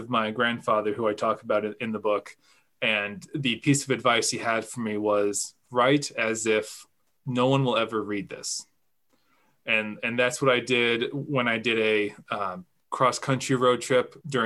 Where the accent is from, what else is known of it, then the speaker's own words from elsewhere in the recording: Freedom, Maine, United States; So I grew up in Maine. I'm from a small town in central Maine called Freedom